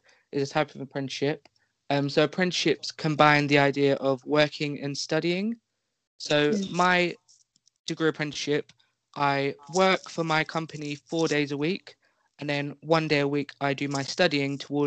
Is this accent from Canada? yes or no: no; London, United Kingdom; I am 18, I am from London